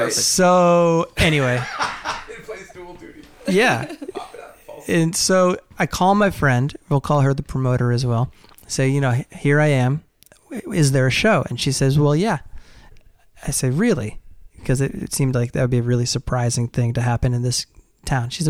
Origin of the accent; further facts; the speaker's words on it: Durham, New Hampshire, United States; I grew up in Durham, New Hampshire.